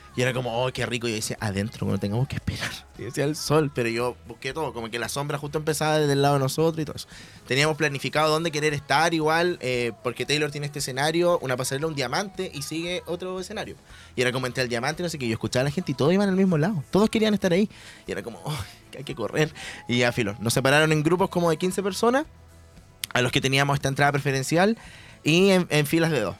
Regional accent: Chile; yo soy de Chile

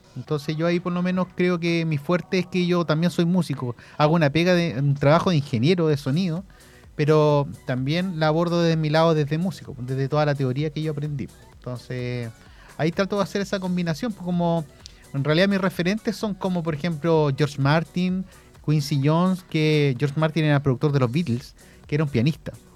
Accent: Concepción, Biobío, Chile; also born or lived in Santiago; yo que venía de Conce, me fui de Conce a Santiago

